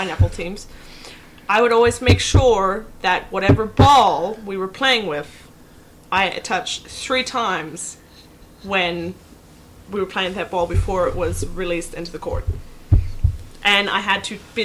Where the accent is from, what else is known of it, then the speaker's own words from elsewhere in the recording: New Zealand; I'm from New Zealand.